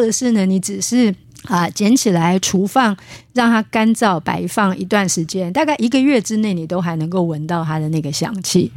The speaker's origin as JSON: {"language": "Chinese", "country": "Taiwan", "said": "我们苗栗那边"}